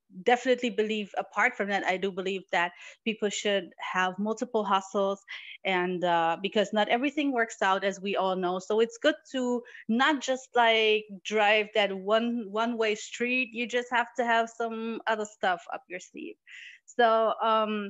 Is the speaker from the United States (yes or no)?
no; Morocco; now in Germany; I was born in Morocco and I do speak Arabic and I'm very close to my culture